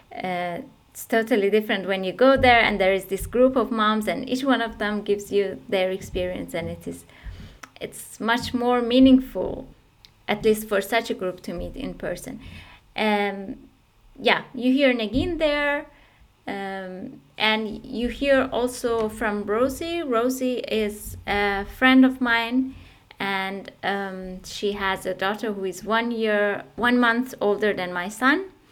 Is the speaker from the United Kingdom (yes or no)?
no; Iran; moved away as an adult; also born or lived in Turkey; now in Essen, Germany; I originally come from Iran